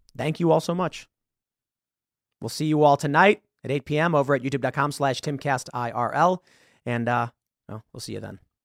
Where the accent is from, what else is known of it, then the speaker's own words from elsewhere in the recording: Chicago, Illinois, United States; moved away; I am from Chicago